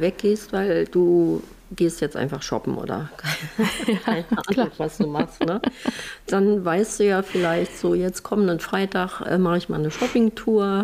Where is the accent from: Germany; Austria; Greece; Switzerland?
Germany; bei uns in Deutschland